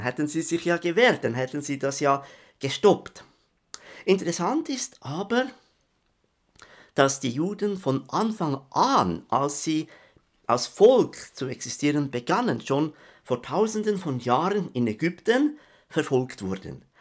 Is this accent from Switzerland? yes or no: yes; Switzerland; ich bin ja Schweizer, das hört man ja, gell?